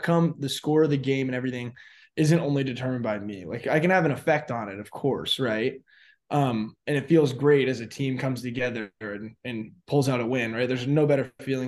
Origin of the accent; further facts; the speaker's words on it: Arizona, United States; I grew up in Arizona